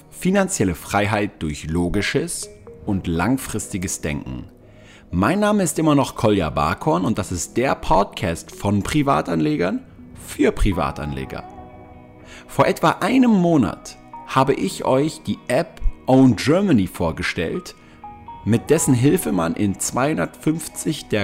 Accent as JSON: {"language": "German", "region": "Styria", "country": "Austria", "also_born_or_lived": "Graz", "moved": "yes", "lives_now": "Vienna, Austria", "said": "ich komme eigentlich aus dem Süden äh, von Österreich, aus der Steiermark."}